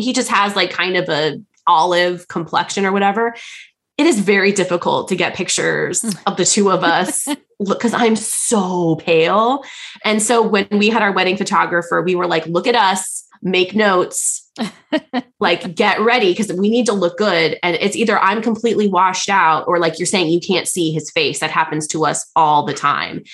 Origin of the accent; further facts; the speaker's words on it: United States; as an American